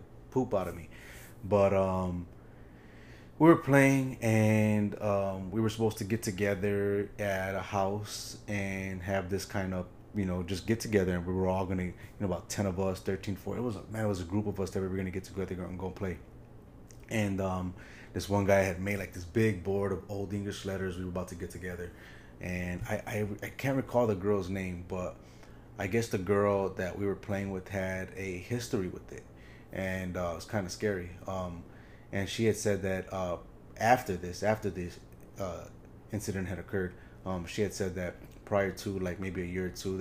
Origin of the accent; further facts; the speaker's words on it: Chicago, Illinois, United States; I grew up in Chicago